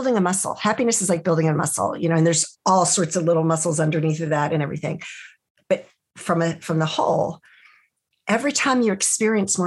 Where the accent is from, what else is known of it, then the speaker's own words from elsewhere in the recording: United States; as an American